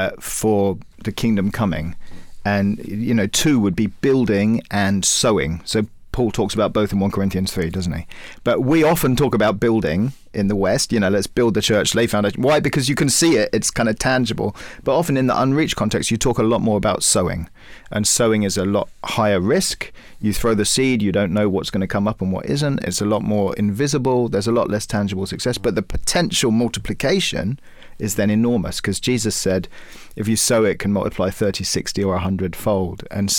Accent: Cyprus; We grew up in Cyprus, and Cyprus is quite a tough place for evangelical Christians.

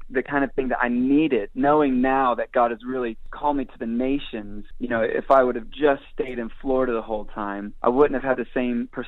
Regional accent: Israel; I would say a lot of that was formed in those early days growing up in Israel.

